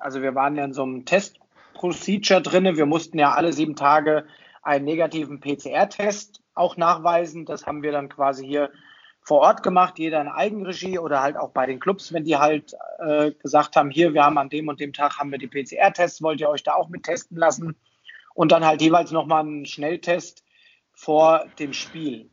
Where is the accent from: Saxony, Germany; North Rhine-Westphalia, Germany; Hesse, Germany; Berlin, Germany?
Hesse, Germany; Kronberg im Taunus; also born or lived in Fulda; now in Bad Nauheim, Germany; gebürtig aus Fulda, aufgewachsen im schönen Taunus, in Kronberg im Taunus. Also auch wasch äh, waschechter Hesse